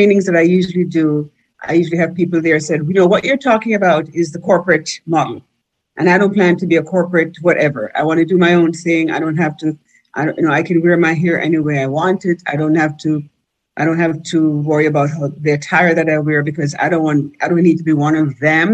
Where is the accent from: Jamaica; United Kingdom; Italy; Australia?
Jamaica; moved away as an adult; now in United States; I came up here from Jamaica pretty green